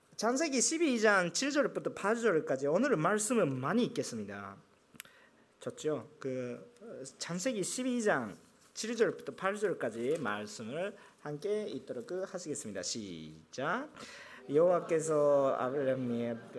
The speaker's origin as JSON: {"language": "Korean", "country": "Japan", "said": "제가 일본이니까"}